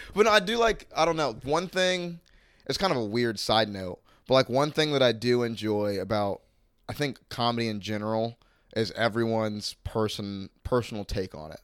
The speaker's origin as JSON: {"language": "English", "town": "Mandarin", "region": "Florida", "country": "United States", "tie": "born or raised there", "said": "growing up in Mandarin"}